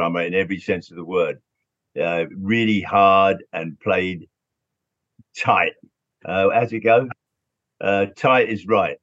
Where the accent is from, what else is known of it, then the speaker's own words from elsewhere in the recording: London, United Kingdom; growing up in London, seeing all those bands.